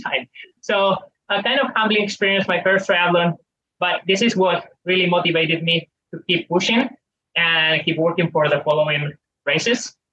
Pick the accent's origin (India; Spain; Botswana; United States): Spain; I had to drive on Fridays to the Pyrenees from my hometown, which is eight nine hours drive